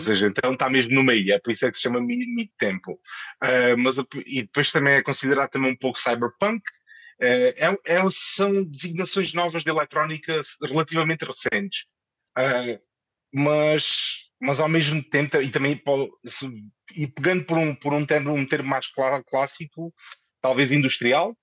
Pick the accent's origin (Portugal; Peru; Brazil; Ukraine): Portugal; Moura, Alentejo; moved away as an adult; also born or lived in Lisbon; now in Madrid, Spain; depois voltei para a minha, para a minha terra, uh, para Moura